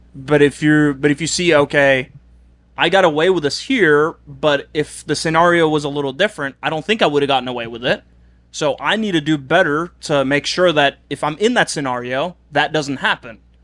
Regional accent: Oslo, Norway; moved away as an adult; I'm I'm from Oslo, the biggest city

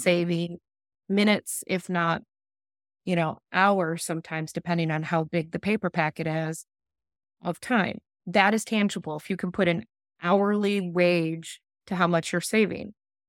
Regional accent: Midwest, United States; growing up in the Midwest in poverty on a farm, with everybody I knew, it's still to this day, working in factories.

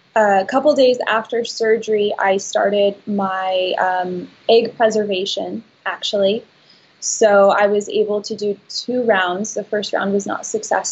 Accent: Santa Barbara, California, United States; I was from Santa Barbara

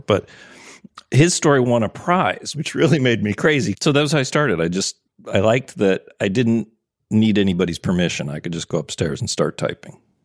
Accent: Wisconsin, United States; also born or lived in Minnesota; I was born in Wisconsin

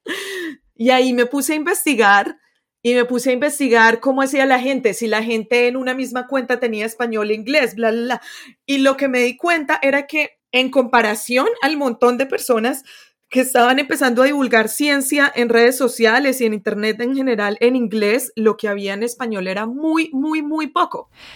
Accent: Colombia; moved away as an adult; also born or lived in United States; yo soy de Colombia

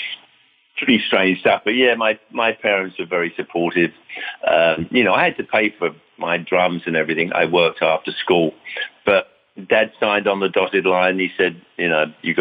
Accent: London, United Kingdom; moved away as an adult; now in United States; growing up in London and even over here in the States when we moved here in 1973

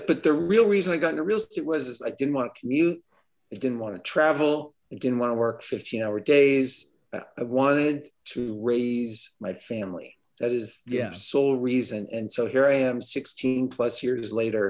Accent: Southern California, United States; moved away as an adult; I'm originally from California. I grew up in Southern California.

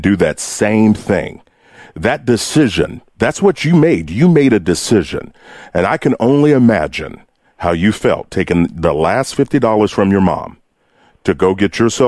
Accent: Kentucky, United States; I grew up, I'm from Kentucky

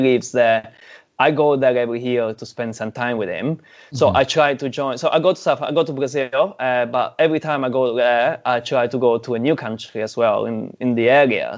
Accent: Sicily, Italy; now in New Zealand; I'm Italian, right? I'm from Sicily, Italian

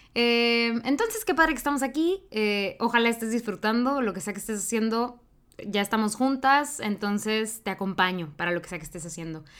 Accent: Mexico; yo hablo desde el ser mexicana

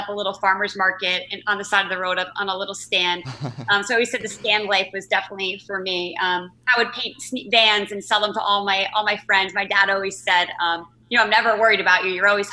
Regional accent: New Jersey, United States; So I grew up in New Jersey, which I still currently live in New Jersey

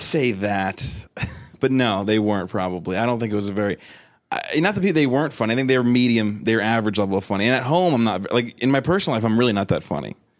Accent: New Jersey, United States; now in Pittsburgh, United States; I grew up in Jersey, basically, about thirty minutes east of the city.

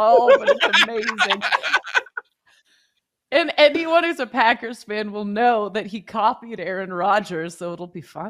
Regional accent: Canada; I've lived so many places, and I'm Canadian.

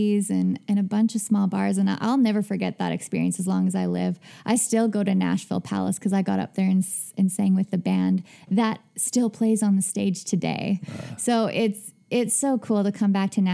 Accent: Hudson Bay, Saskatchewan, Canada; moved away; I grew up in Hudson Bay, Saskatchewan

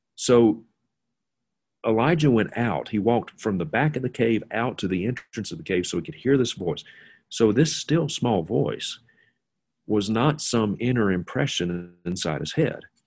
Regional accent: Mississippi, United States; now in Montana, United States; a childhood friend of mine that I grew up with in Mississippi

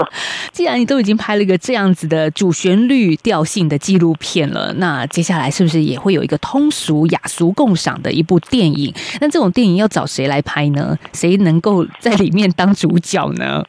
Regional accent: Taiwan; 过去我们台湾人所认知到香港警察

